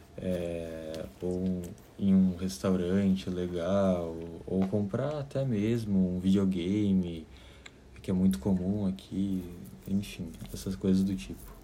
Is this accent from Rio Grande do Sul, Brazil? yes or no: yes; Caxias do Sul, Rio Grande do Sul, Brazil; moved away as an adult; now in New York, United States; sou de Caxias do Sul, Rio Grande do Sul, e estou morando em Nova York há quatro anos